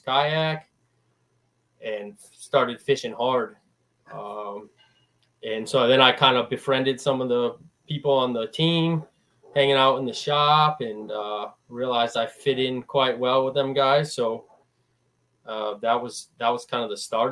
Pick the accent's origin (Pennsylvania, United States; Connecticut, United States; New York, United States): Connecticut, United States; Eastern; I'm from Eastern Connecticut.